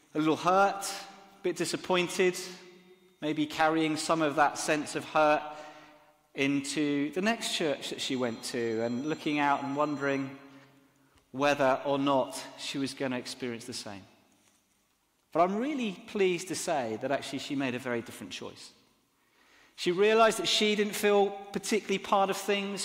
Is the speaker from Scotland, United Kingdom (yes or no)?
no; Exeter, South West England, United Kingdom; now in Southampton, United Kingdom; I grew up in Exeter which is a beautiful cathedral city